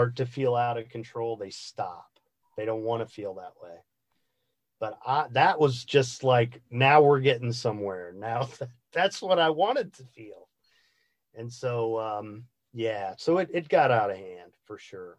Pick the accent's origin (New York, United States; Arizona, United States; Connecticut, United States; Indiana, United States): Indiana, United States; I grew up in the Midwest of the United States in the state of Indiana